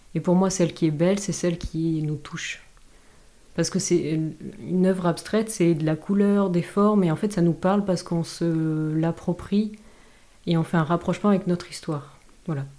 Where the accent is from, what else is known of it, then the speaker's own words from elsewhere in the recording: Dax, Nouvelle-Aquitaine, France; also born or lived in Grande-Synthe, near Dunkirk; Je suis née en fait dans le nord de la France, à Grande-Sainte, donc c'est près de Dunkerque. Euh, et, en fait, j'ai vécu euh, toute mon enfance dans le sud-ouest, euh, à Dax.